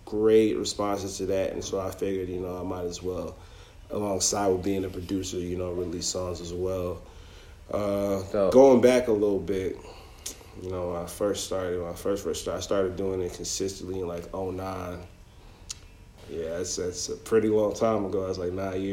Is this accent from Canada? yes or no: yes; Toronto, Ontario, Canada; now in United States; I moved down here in like 2003, so like that was a long time ago. But I was born and raised in Toronto.